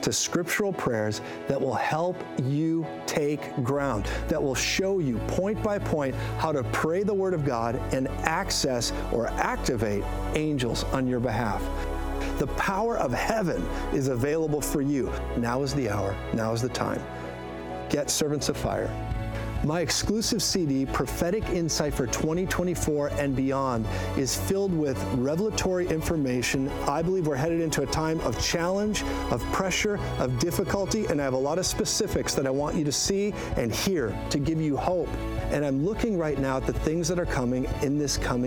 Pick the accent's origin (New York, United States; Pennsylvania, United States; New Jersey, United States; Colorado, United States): Colorado, United States; I'm from Colorado